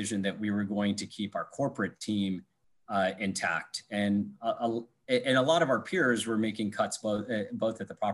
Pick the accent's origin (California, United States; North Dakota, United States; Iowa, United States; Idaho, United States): Iowa, United States; also born or lived in New York / Michigan; now in Chicago, United States; I'm originally from Iowa.